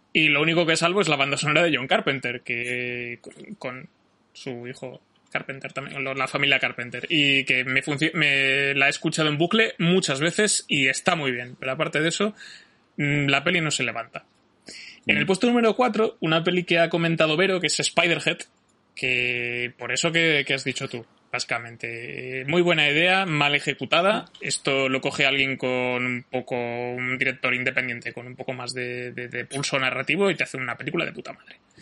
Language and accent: Spanish; Majorca, Balearic Islands, Spain; como buen mallorquín de origen que soy